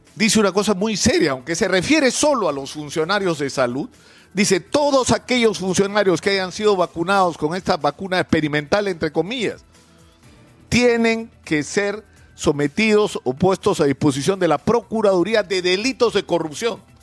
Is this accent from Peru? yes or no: yes; Peru; todos los peruanos